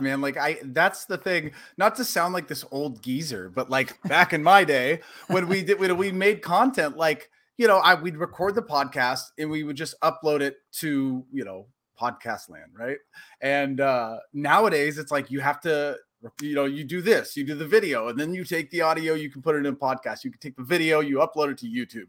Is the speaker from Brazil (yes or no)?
no; Portland, Oregon, United States; moved away as an adult; also born or lived in Tempe, Arizona; now in Los Angeles, United States; growing up in Portland